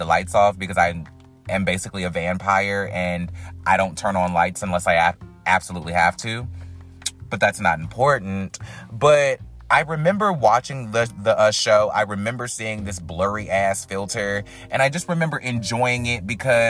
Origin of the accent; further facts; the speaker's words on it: North Carolina, United States; we're both from North Carolina